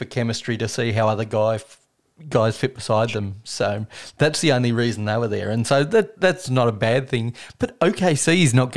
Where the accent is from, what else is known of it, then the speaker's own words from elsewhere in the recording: Australia; an Australian who doesn't see that many Australians in the league